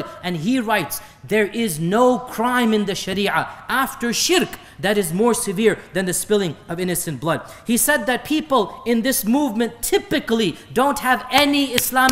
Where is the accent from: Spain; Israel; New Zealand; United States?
United States; I am an American